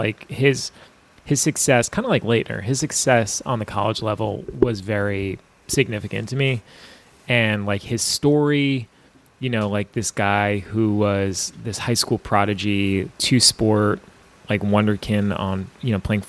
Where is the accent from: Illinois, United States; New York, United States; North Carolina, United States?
New York, United States; Long Island; as a kid growing up on Long Island who loved St. John's basketball